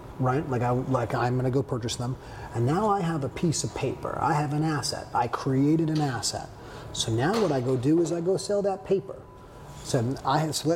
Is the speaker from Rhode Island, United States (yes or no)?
yes; Providence, Rhode Island, United States; moved away as an adult; now in Philadelphia, United States; I'm from Providence, Rhode Island originally. I moved here in 2011